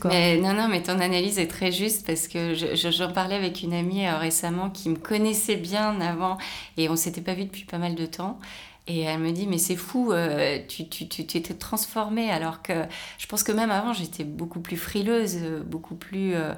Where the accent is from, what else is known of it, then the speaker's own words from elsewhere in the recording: Rennes, Brittany, France; now in Paris, France; suis née à Rennes, j'ai été élevée en province.